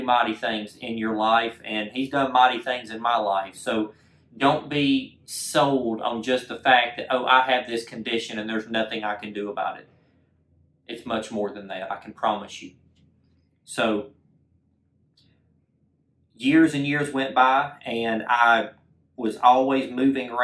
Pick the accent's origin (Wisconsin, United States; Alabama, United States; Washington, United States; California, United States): Alabama, United States; Clanton; I'm originally from Clanton, Alabama, okay, small town in the middle of Alabama